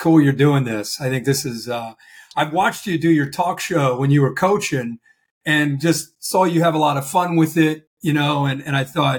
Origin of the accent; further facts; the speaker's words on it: Ohio, United States; I grew up in the Midwest, just like you in Ohio.